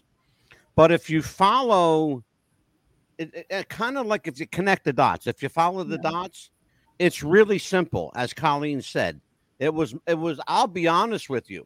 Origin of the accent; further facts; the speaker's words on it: Philadelphia, Pennsylvania, United States; I'm from Philadelphia, so I know this area very well